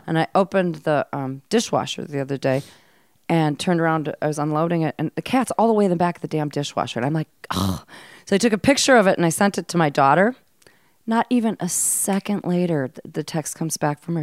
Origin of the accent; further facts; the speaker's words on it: Mankato, Minnesota, United States; moved away; also born or lived in Hawaii; I was raised in Mankato, Minnesota